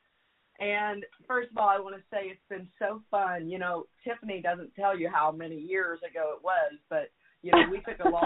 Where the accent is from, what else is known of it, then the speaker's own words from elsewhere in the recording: Jefferson City, Missouri, United States; moved away as an adult; also born or lived in Kansas City / Kansas; now in Texas, United States; I grew up in Jeff City, as you know, and I lived there until my late 20s